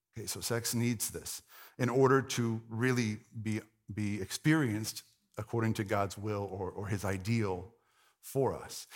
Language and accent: English; the Bible Belt, United States; if you grew up in the Bible Belt, like I did